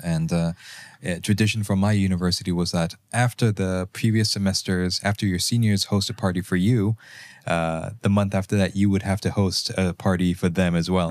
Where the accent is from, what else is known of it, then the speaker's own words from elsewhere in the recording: Malaysia; moved away as an adult; also born or lived in Germany; As a Malaysian